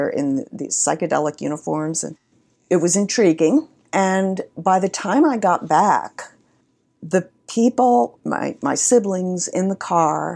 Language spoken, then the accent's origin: English; New York, United States; also born or lived in Spain; I grew up in New York